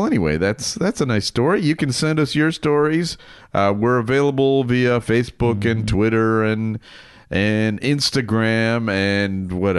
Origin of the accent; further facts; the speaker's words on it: Hinsdale, Illinois, United States; I grew up in Hinsdale, the birthplace of a huge star in the late 1960s and early 70s.